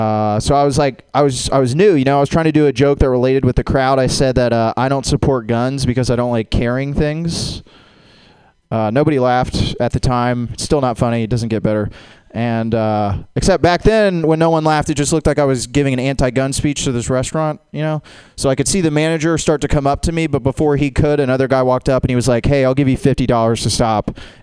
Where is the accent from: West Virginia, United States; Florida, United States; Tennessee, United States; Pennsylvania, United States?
Florida, United States; Jacksonville; It's not weird, I'm from Jacksonville, Florida.